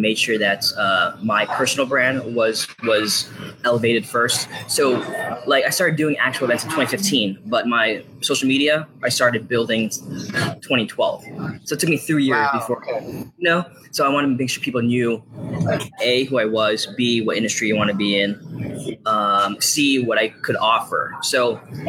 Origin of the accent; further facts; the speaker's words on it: Virginia Beach, Virginia, United States; also born or lived in Los Angeles; I'm from Virginia Beach, Virginia.